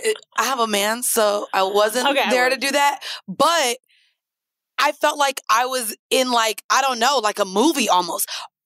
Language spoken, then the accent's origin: English; Jamaica; The food to me, I like food better in Jamaica, but I'm Jamaican.